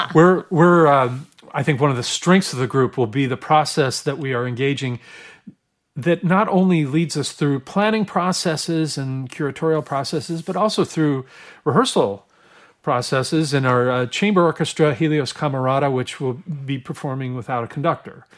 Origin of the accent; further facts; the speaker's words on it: Oregon, United States; I grew up in Oregon